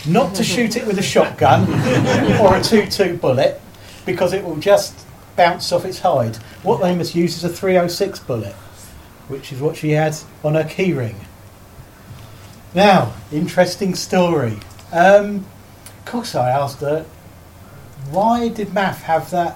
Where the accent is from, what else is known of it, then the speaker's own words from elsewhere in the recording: Surrey, South East England, United Kingdom; I was born and brought up in Surrey